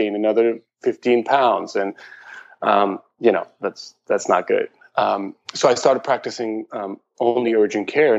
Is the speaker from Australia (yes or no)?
no; Iran; also born or lived in Germany / San Diego, United States; now in Portland, United States; I was born in Iran, and I lived in Germany for a while